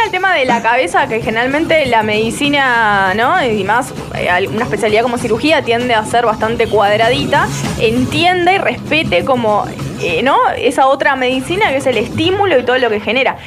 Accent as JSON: {"language": "Spanish", "country": "Uruguay", "tie": "born or raised there", "said": "Yo nací en Uruguay"}